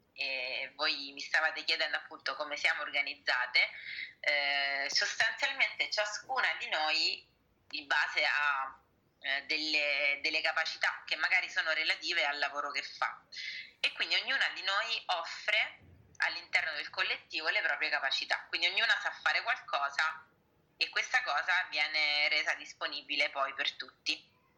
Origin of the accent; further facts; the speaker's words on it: Sicily, Italy; now in Rome, Italy; io sia eh, diciamo di nascita siciliana come voi, eh, io sono attiva qui da Lazio, da Roma